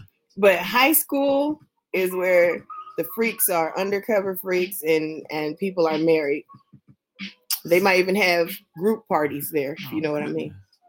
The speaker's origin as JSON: {"language": "English", "region": "the West", "country": "United States", "moved": "yes", "said": "I'm from the West."}